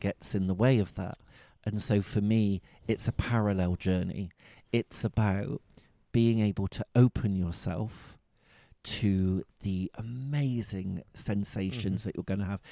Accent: Bristol, South West England, United Kingdom; accent: Bristol; my Bristol accent

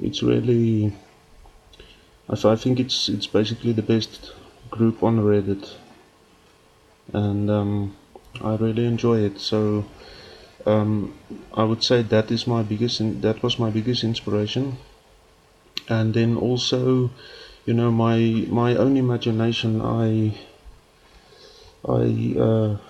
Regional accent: South Africa; accent: Afrikaans; English is a second language; I'm actually speaking English with an Afrikaans accent

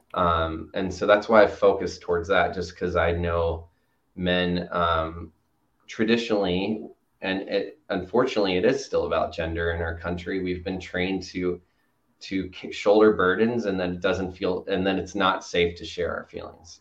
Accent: Chattanooga, Tennessee, United States; I grew up in Chattanooga, Tennessee

